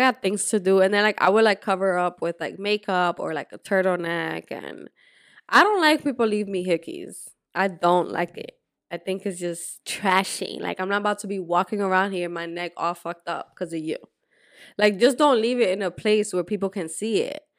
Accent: Dominican Republic; moved away; also born or lived in Puerto Rico; I grew up in Dominican Republic, but I was born in Puerto Rico

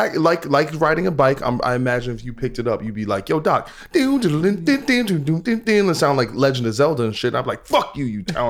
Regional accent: New Jersey, United States; I'm from Jersey.

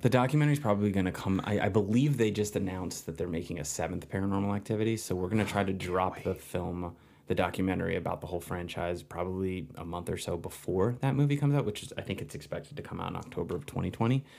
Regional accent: New Jersey, United States; moved away as an adult; also born or lived in New York; now in Los Angeles, United States; I grew up in New Jersey

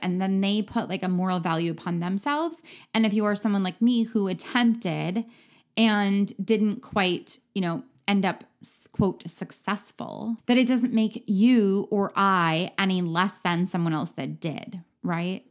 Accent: Midwest, United States; I am from the Midwest

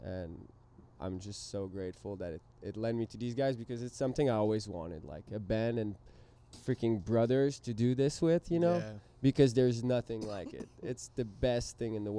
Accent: Quebec, Canada; first language French; English is a second language; moved away as an adult; now in San Diego, United States; left kind of everything behind in Quebec

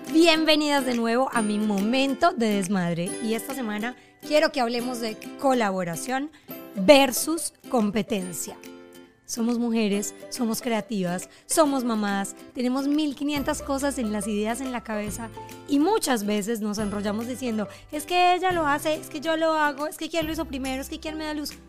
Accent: Colombia; moved away as an adult; now in Doral, United States; Yo soy colombiana crecí en Colombia, me vine a vivir a Estados Unidos

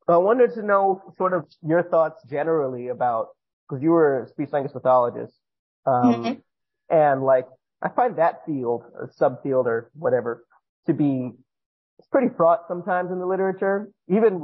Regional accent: Northeast, United States; also born or lived in New Jersey / New York / Korea; I'm from the Northeast

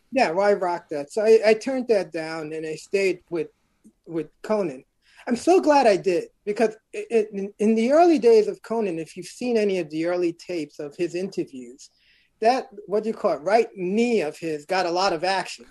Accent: New York City, New York, United States; I'm originally from Brooklyn, New York, born in Bedford Stuyvesant.

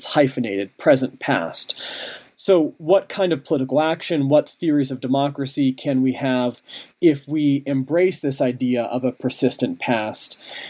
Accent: Pittsburgh, Pennsylvania, United States; I'm currently on a visiting faculty appointment at Carnegie Mellon University in Pittsburgh, my hometown.

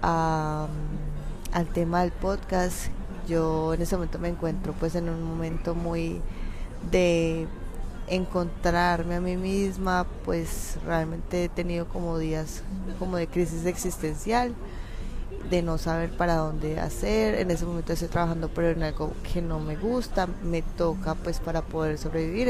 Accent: Colombia; moved away as an adult; now in Toronto, Canada; soy de Colombia, tengo 28 años. Eh, en este momento me encuentro viviendo en Toronto, Canadá. Migré hace ya casi un año

